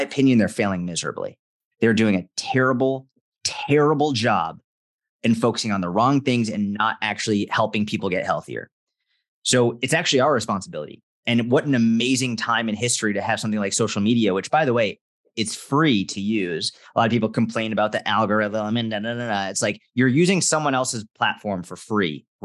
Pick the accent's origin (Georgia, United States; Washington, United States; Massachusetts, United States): Massachusetts, United States; just outside Boston; I grew up just outside Boston, Massachusetts